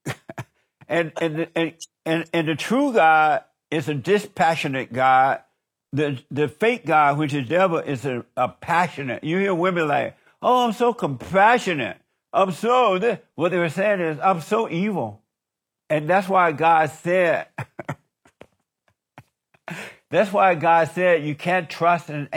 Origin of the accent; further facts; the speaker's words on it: Alabama, United States; I grew up in Alabama. I grew up on a plantation